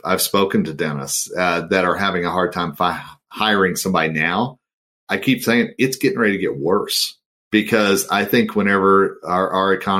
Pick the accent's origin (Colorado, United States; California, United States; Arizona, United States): Colorado, United States; also born or lived in Oklahoma; I always say I have roots in Oklahoma, but I consider Colorado my home state